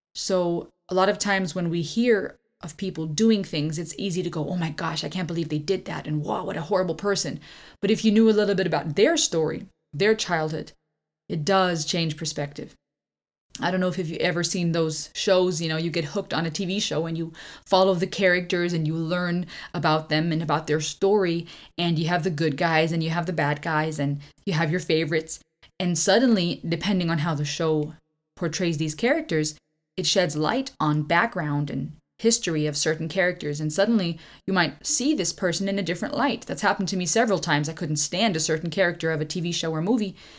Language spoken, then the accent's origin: English; Karlsruhe, Baden-Württemberg, Germany; moved away as an adult; now in Georgia, United States; we grew up in Germany, our life was fairly average